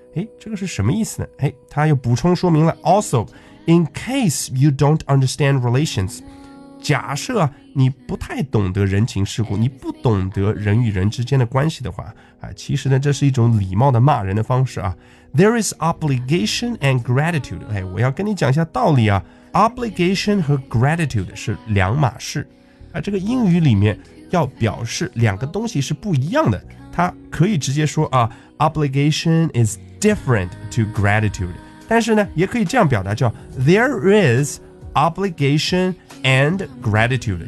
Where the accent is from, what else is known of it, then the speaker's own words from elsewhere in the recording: China; 我们中国人